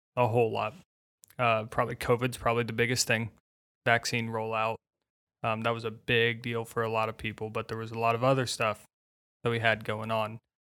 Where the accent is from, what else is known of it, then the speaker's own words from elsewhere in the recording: Indiana, United States; I grew up in Indiana